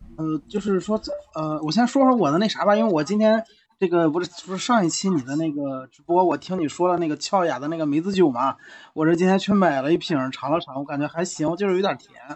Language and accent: Chinese; Qingdao, Shandong, China; 我们是北岛那边的